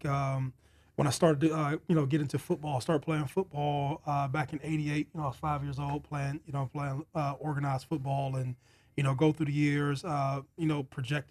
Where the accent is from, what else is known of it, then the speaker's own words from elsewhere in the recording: Youngstown, Ohio, United States; Born and raised in Youngstown, Ohio